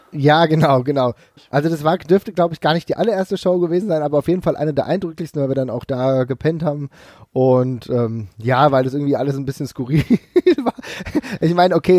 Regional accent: Frankfurt, Hesse, Germany; ich komme aus Frankfurt

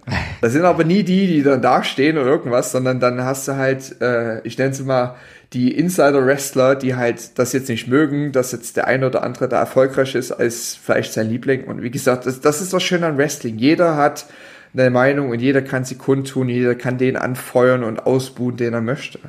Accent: Dresden, Saxony, Germany; ich komme ja aus Dresden

